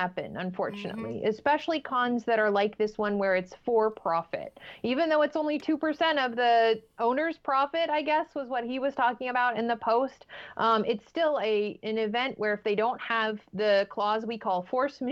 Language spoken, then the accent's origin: English; United States; we as an American society